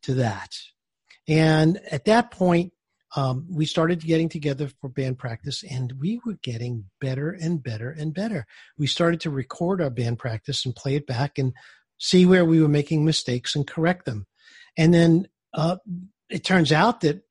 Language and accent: English; New York City, New York, United States; I grew up in Brooklyn, New York